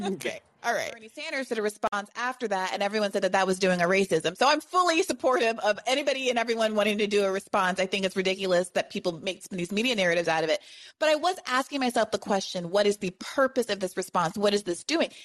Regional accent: Kenya; moved away; we grew up in Kenya together

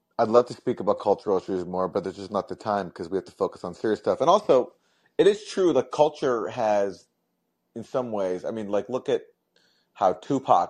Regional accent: Canada; now in United States; I'm a humble immigrant. I'm from Canada

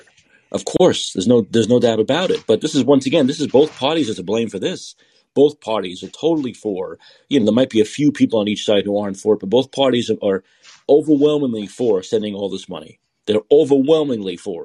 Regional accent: New York City, New York, United States; I grew up in Brooklyn

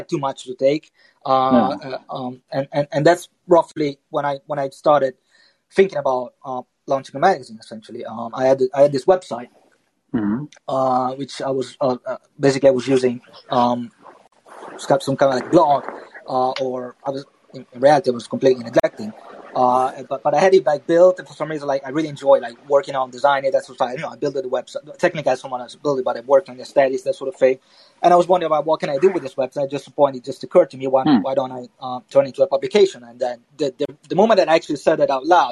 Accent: Verona, Veneto, Italy; moved away as an adult; also born or lived in London; I grew up in Italy, grew up in Verona

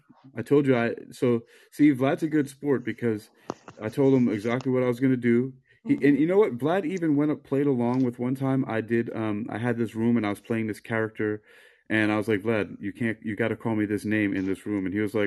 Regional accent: New York, United States; also born or lived in South Florida / California; So I was born in New York and I lived there for a while, and you know, it was mostly Puerto Rican and Dominican people.

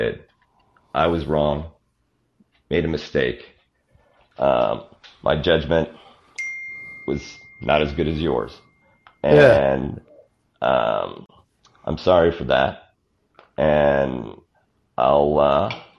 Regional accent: Canada; growing up in Canada

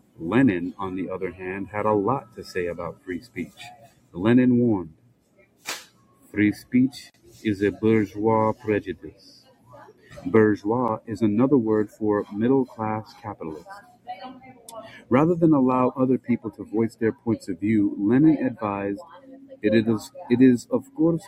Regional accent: Hawaii, United States; Growing up in Hawaii, a multiracial culture, I was taught that all lives matter, a melting pot for many cultures and ethnic backgrounds, and home to lush and abundant plant life and oceans filled with living creatures of all shapes and sizes.

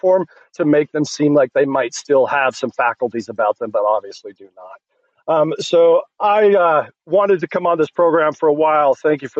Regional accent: Massachusetts, United States; moved away; I was born in Massachusetts. So thank you for the work you're doing in my home state. I'm not in Massachusetts anymore

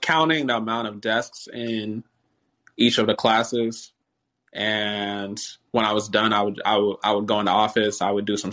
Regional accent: Nigeria; I'm Nigerian

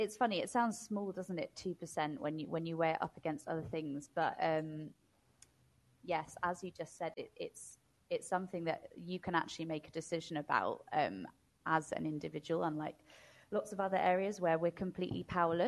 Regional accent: United Kingdom; also born or lived in London; as a Brit that's just come from London

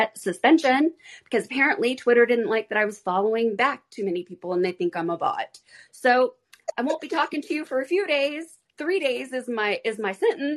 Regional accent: Arizona, United States; I was raised in Arizona

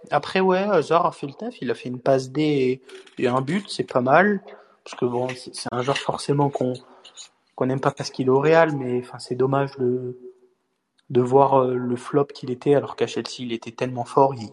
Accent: France; Juste ce qu'il faut retenir en tant que Français dans ce match

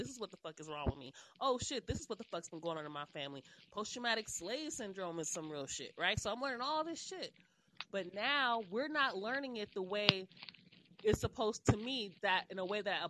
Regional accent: Los Angeles, California, United States; when I was coming up in school, I'm from South Central Los Angeles

